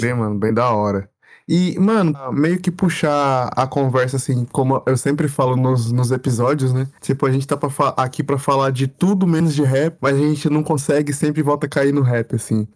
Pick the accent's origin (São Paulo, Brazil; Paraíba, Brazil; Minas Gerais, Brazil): São Paulo, Brazil; São José dos Campos; also born or lived in Rio de Janeiro; Eu, eu, eu sou de, de São José dos Campos, eu cresci em São José dos Campos